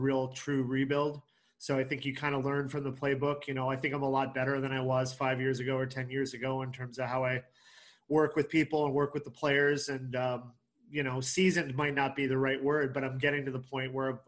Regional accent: Canada; moved away as an adult; also born or lived in Deep South; now in Indiana, United States; I grew up in Canada

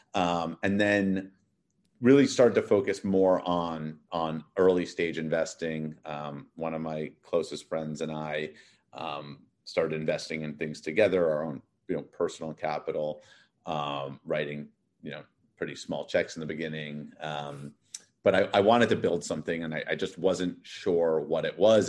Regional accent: New York City, New York, United States; moved away as an adult; also born or lived in Massachusetts / Connecticut / Los Angeles; now in Miami, United States; I grew up in Manhattan. I'm actually a third generation Manhattan

